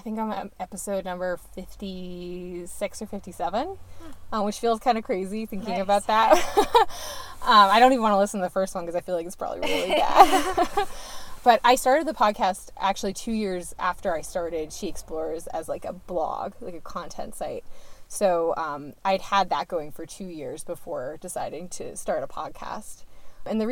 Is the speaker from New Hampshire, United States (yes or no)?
yes; Barnstead, New Hampshire, United States; I grew up in Barnstead, New Hampshire, which is about an hour and a half from Franconia Notch.